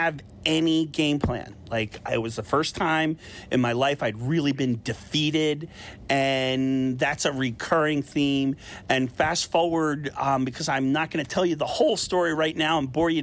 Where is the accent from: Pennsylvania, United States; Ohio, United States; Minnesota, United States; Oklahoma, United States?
Pennsylvania, United States; Philadelphia; my hometown Philadelphia